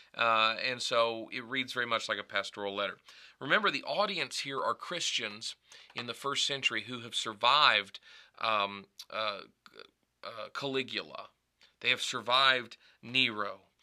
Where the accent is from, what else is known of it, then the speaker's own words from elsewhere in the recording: United States; I call myself an American because that's the designation of my nationality